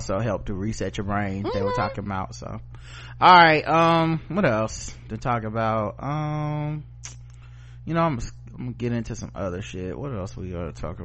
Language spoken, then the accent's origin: English; the South, United States; I'm from the South